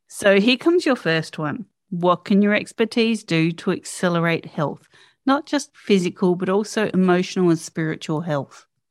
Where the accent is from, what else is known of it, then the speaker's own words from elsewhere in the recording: Australia; as an Aussie